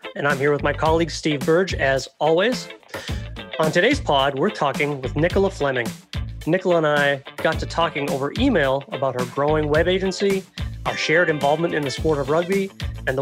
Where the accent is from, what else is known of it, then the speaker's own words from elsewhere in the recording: Canada; now in United States; We're all expats. I'm from Canada to the US.